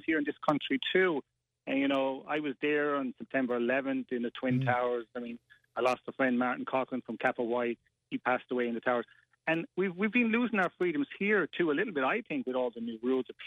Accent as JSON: {"language": "English", "area": "Tipperary", "region": "Munster", "country": "Ireland", "moved": "yes", "lives_now": "New York City, United States", "said": "I'm from Tipperary and I go back and, you know, my family's there, my brothers and sisters"}